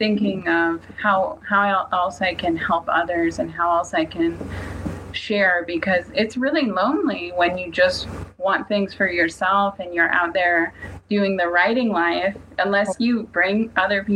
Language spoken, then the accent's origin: English; Seabird Island, British Columbia, Canada; growing up on Seabird, you're right by that highway in British Columbia